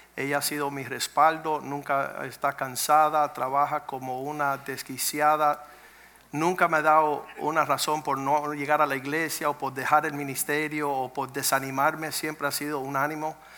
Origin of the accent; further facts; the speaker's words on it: Cuba; moved away; venimos de Cuba